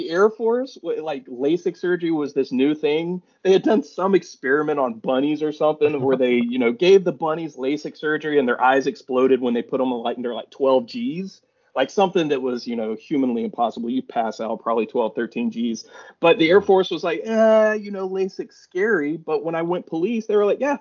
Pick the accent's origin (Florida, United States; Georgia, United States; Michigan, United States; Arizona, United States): Georgia, United States; Rome; also born or lived in Atlanta, Georgia; I'm originally from Rome, Georgia. Rome, Georgia is my hometown